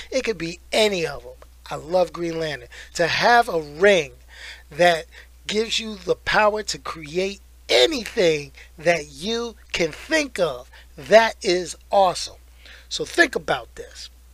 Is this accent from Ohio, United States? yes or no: no; New York, United States; I grew up in New York.